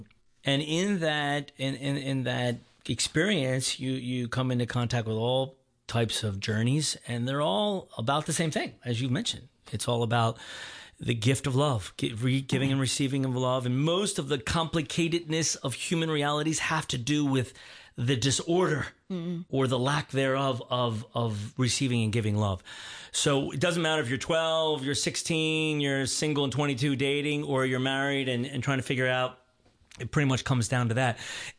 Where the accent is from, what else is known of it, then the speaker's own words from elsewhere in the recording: Baltimore, Maryland, United States; So I was born and raised in Baltimore, Maryland, outside of Baltimore, Maryland, big family of eight.